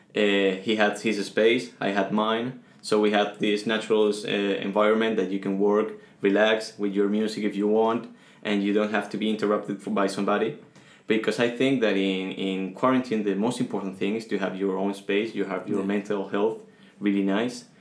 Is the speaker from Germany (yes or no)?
no; Venezuela; English is a second language; also born or lived in Spain; now in Toulouse, France; I came from Venezuela.